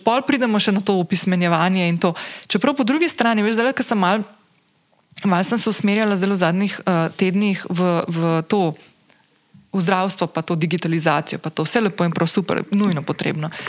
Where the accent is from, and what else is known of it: Slovenia